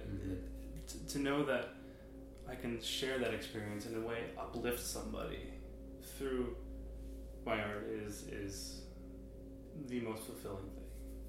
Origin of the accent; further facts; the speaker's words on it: New York, United States; now in Norwalk, United States; I'm from upstate New York, but I've lived all over the place. But now I live in Norwalk, Connecticut.